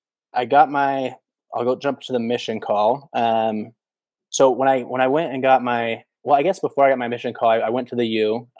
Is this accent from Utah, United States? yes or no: yes; Salt Lake City, Utah, United States; also born or lived in Saratoga Springs, Utah; So, so I grew up in Salt Lake City, Utah. I grew up in an area called Sugar House, in Salt Lake City.